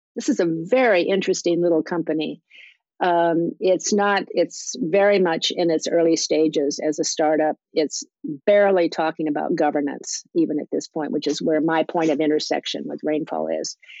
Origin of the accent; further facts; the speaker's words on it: South Dakota, United States; moved away; also born or lived in Iowa; I was born in Iowa, but I claim South Dakota as my uh, growing up state